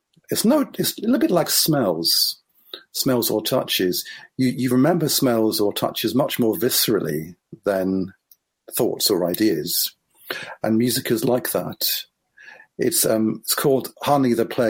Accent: Israel; I grew up in Israel

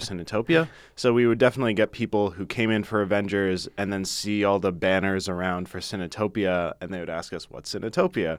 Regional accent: Ann Arbor, Michigan, United States; growing up in Ann Arbor

